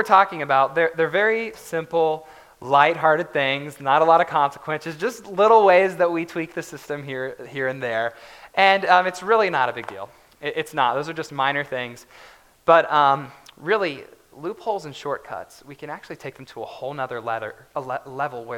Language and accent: English; West Virginia, United States; I grew up in West Virginia, so all the roads there are basically curves